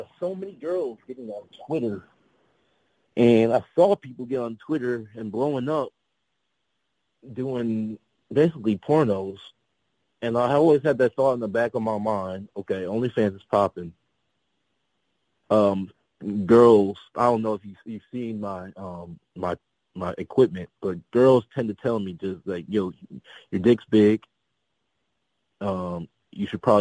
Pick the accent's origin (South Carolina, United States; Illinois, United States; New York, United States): Illinois, United States; Peoria; I'm originally from a city called Peoria, Illinois, about 2.5 hours south of Chicago